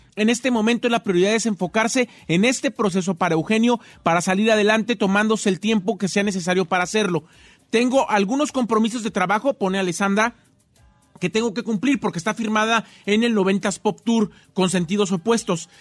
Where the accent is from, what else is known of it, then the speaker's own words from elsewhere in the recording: Morelia, Michoacán, Mexico; yo soy de Morelia, Michoacán.